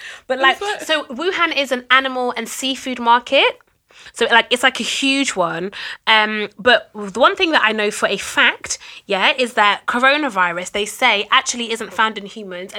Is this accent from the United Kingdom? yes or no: no; Jamaica; I'm already a Jamaican black woman.